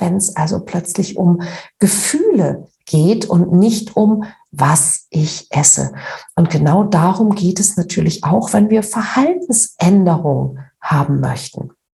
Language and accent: German; Northern Germany, Germany; wie man bei uns in Norddeutschen sagt